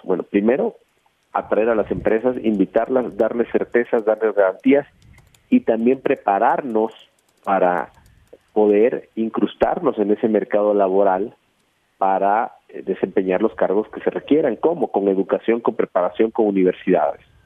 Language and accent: Spanish; Veracruz, Mexico; yo soy veracruzano, yo ahí nací, ahí crecí, ahí estudié primaria, secundaria, prepa, mi familia es de ahí